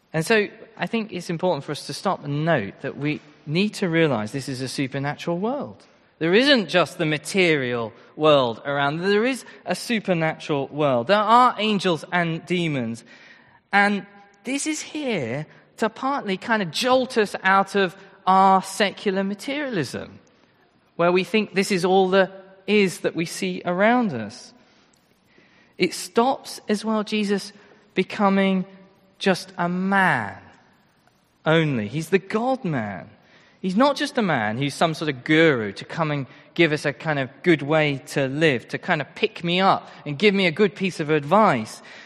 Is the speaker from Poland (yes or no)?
no; Royston, East of England, United Kingdom; I'm from Royston